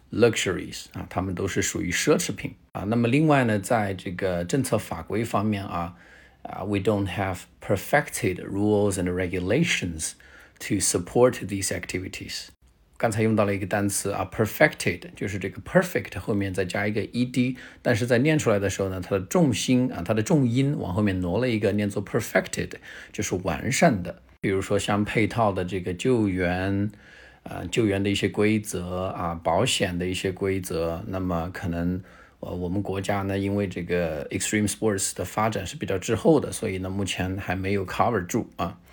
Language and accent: Chinese; China; 我们中国人